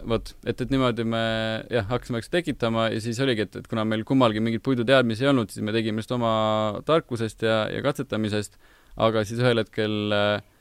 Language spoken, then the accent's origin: Estonian; Tallinn, Harju County, Estonia; pigem, pigem Tallinnast